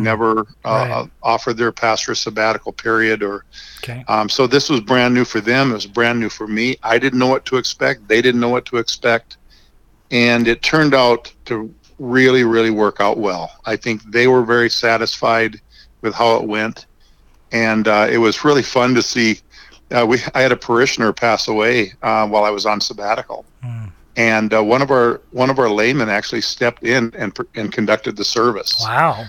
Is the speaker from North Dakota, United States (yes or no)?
yes; North Dakota, United States; moved away as an adult; now in Lincoln, United States; I grew up in North Dakota